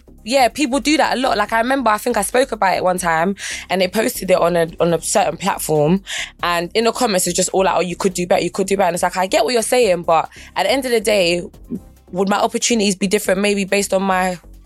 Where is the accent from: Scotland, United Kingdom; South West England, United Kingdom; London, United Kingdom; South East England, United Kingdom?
London, United Kingdom; I feel like I'm from South, but my aim is global.